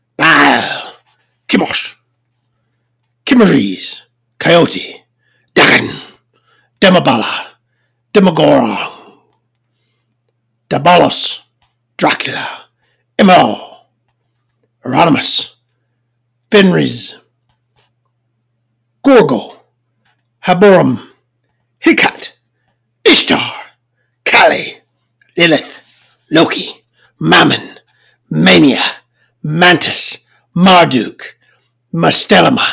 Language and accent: English; the South, United States; I'm from the South. I can't pronounce things.